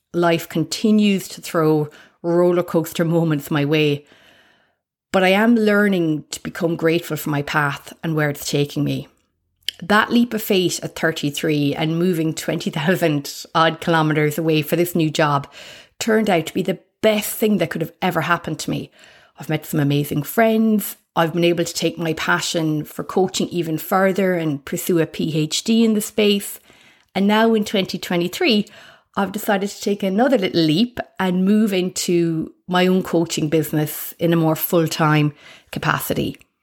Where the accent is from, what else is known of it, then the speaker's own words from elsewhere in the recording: Ireland; accent: Irish; moved away as an adult; now in Australia; you can probably guess my accent, that I'm Irish